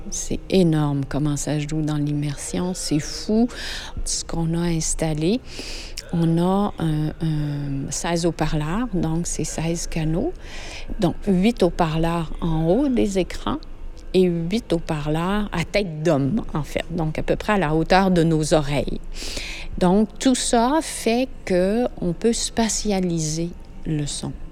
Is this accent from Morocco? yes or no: no; France; moved away as an adult; je suis française, je suis arrivée ici il y a deux ans et demi.